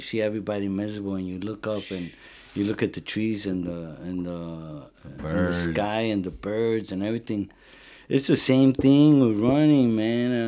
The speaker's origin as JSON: {"language": "English", "town": "Chicago", "region": "Illinois", "country": "United States", "tie": "born or raised there", "said": "I grew up in South Deering"}